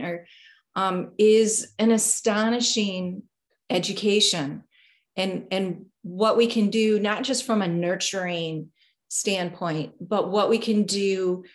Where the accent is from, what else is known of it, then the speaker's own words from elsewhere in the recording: Detroit, Michigan, United States; also born or lived in Delaware / Los Angeles, California; was raised here in a suburb of Detroit